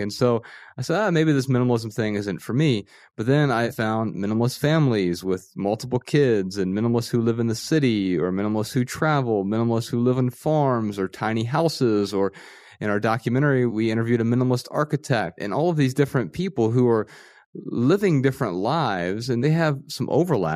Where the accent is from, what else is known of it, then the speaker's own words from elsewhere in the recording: Dayton, Ohio, United States; I grew up in Dayton, Ohio, Ryan and I both grew up in the same town and, and we grew up pretty poor